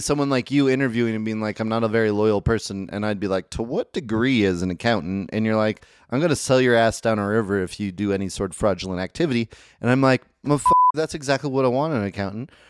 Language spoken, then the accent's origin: English; Medford, Oregon, United States; now in Utah, United States; I'm from Medford, Oregon